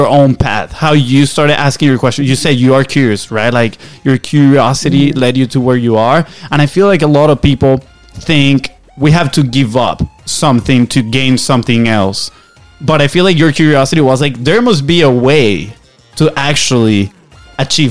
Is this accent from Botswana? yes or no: no; Venezuela; English is a second language; now in United States; we're from Venezuela, right? So we came here on a soccer scholarship.